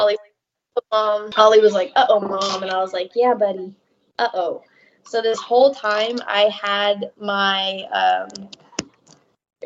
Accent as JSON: {"language": "English", "region": "Georgia", "country": "United States", "moved": "yes", "said": "I'm from Georgia."}